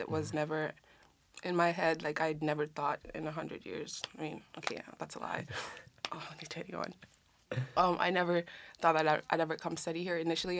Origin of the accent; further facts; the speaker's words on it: Kenya; Or like, there's no such thing as a Kenyan accent, so to speak, because we have 44 tribes, 43.